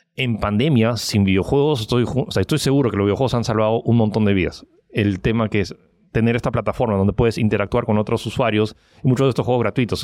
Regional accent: Peru; also born or lived in United States / France; soy chino francés que nació en Estados Unidos, que vive en Perú

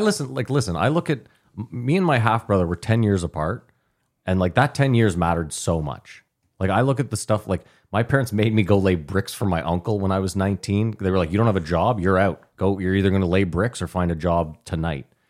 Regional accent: Ottawa, Ontario, Canada; as white people growing up in Ottawa

